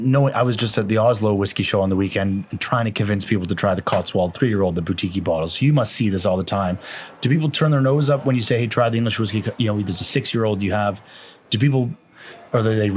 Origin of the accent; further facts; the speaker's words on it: Canada; now in Scotland, United Kingdom; as a Canadian who moved to Scotland